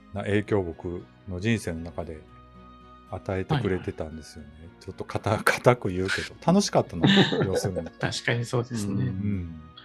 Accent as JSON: {"language": "Japanese", "region": "Tottori", "country": "Japan", "tie": "born or raised there", "moved": "yes", "lives_now": "Osaka, Japan", "said": "もともと鳥取出身なんですけども、今大阪在住で"}